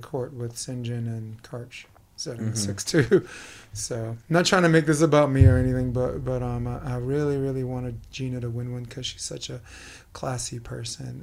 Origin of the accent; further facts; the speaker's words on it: New York, United States; I'm a New Yorker, you know, I speak fast